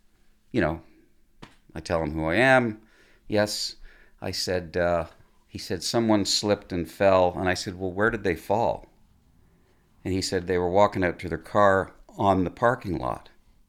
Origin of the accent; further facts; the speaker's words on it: Mississauga, Ontario, Canada; I grew up in Mississauga, a little area called Lorne Park.